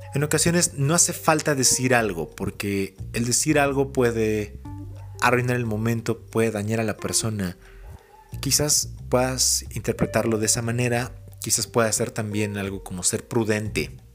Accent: Mexico City, Mexico; moved away; Crecí en la ciudad, crecí en Ciudad de México.

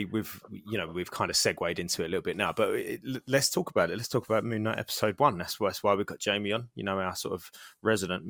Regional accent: United Kingdom; I'm British.

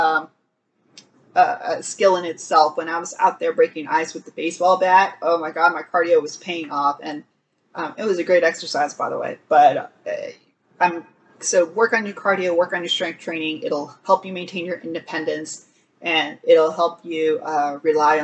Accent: Texas, United States; as a Texan

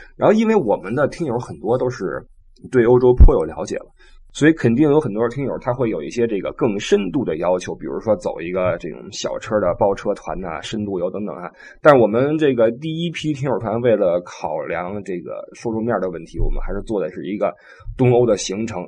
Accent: China; moved away; also born or lived in Europe; 我们中国人

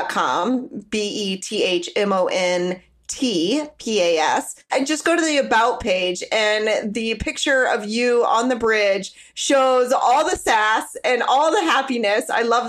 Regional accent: Nebraska, United States; I'm actually originally from Nebraska.

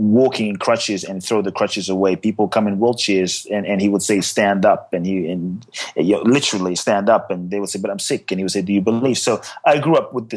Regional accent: Ghana; I was born in Ghana, West Africa

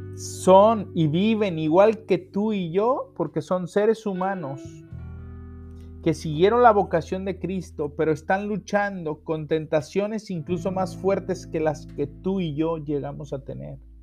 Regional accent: Mexico; En México somos bendecidos tener capillas de adoración perpetua.

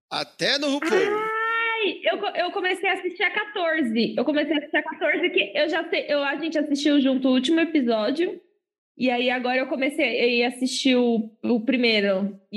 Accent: Osasco, São Paulo, Brazil; meu passaporte é outro, eu sou de Osasco e eu estou trazendo a moda do exterior para cá.

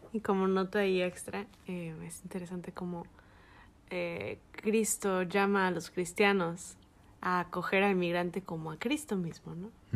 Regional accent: Mexico; moved away as an adult; now in United States; nosotros como mexicanos

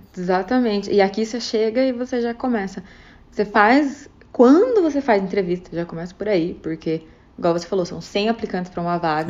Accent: Brazil; moved away as an adult; now in Vancouver, Canada; eu, como brasileira

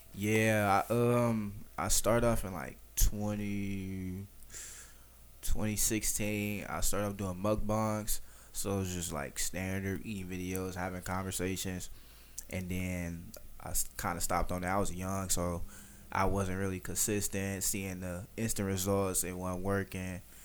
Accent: Detroit, Michigan, United States; I'm from Detroit

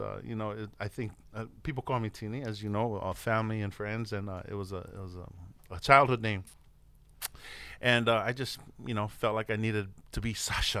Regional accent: Orange County, California, United States; born there; a lot of people think I was born in Samoa, but I was born in Orange County, California, believe it or not.

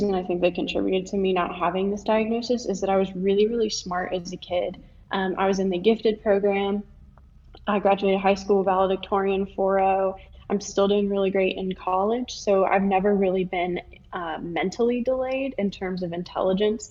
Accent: Live Oak, Florida, United States; I'm from Live Oak, Florida. It's a really, really small town, very conservative, agricultural based, went to a really small high school

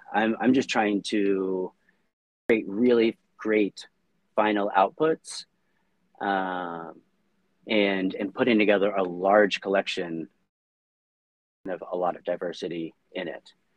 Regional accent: United States; moved away as an adult; also born or lived in Samoa; I grew up in the States

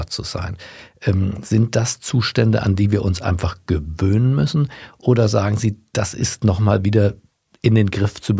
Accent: Berlin, Germany; wenn ich durch meine Heimatstadt Berlin fahre

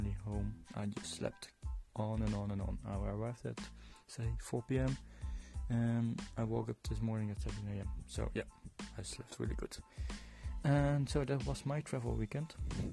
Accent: Netherlands; moved away as an adult; also born or lived in Poland; now in Dublin, Ireland; I am from the Netherlands, but I live in Ireland, in Dublin

